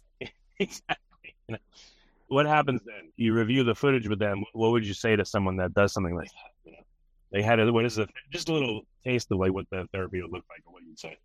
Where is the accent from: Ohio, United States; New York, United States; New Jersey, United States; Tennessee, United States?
New York, United States; moved away as an adult; now in Texas, United States; I'm from New York